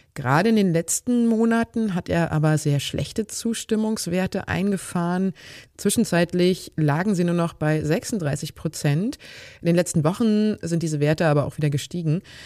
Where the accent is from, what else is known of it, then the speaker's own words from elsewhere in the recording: Germany; bei uns in Deutschland